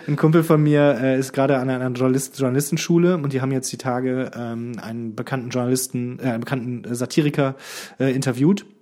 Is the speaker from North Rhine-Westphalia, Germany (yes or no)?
yes; Krefeld, North Rhine-Westphalia, Germany; moved away; in meiner Heimat in Krefeld